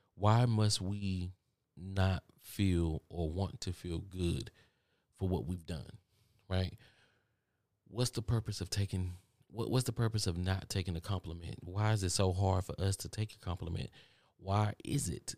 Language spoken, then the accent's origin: English; Texas, United States; accent: country; some of y'all telling me that I got a country accent and I don't hear it because I'm from Texas